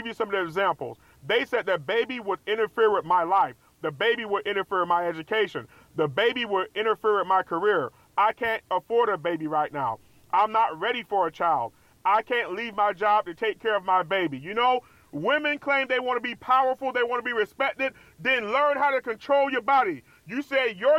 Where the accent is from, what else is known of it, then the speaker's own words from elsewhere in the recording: Tampa, Florida, United States; now in Orlando, United States; I moved to Tampa, Florida